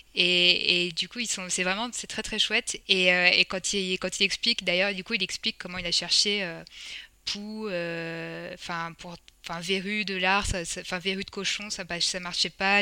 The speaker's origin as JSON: {"language": "French", "country": "France", "accent": "French", "said": "mon accent français euh, se sent"}